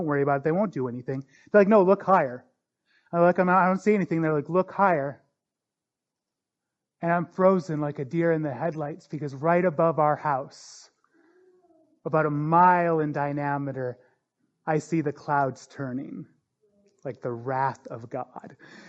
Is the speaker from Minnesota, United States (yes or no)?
no; North Dakota, United States; I grew up in North Dakota. And North Dakota is no stranger to tornadoes.